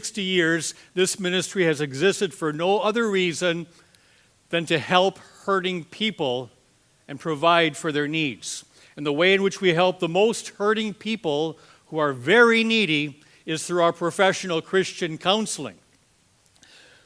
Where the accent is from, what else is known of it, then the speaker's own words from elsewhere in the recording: Green Bay, Wisconsin, United States; I'm from Green Bay, Wisconsin